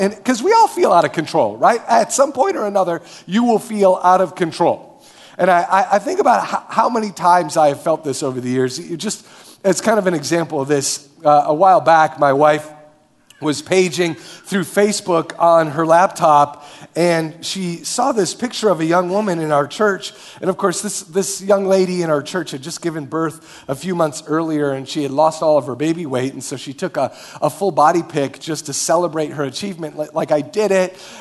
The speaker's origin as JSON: {"language": "English", "town": "Marshfield", "region": "Wisconsin", "country": "United States", "tie": "born or raised there", "moved": "as an adult", "lives_now": "Minneapolis, United States", "said": "I grew up in Marshfield, Wisconsin."}